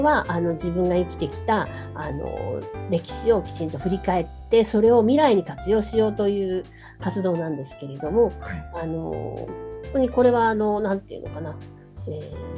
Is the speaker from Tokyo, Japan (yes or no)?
yes; Tokyo, Japan; 私東京生まれ東京育ち現在東京の狛江市に在住しております